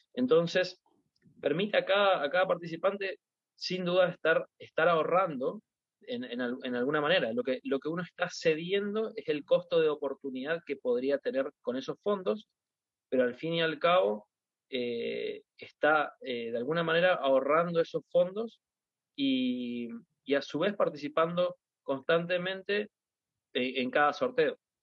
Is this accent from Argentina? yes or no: yes; Argentina; yo como un argentino